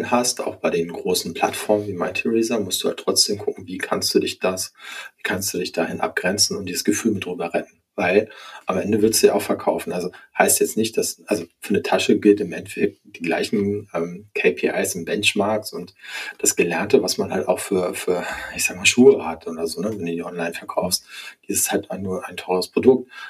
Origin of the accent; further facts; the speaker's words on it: Hamburg, Germany; Also A, komme ich aus Hamburg und B, mag ich diese Art des Hanseatischen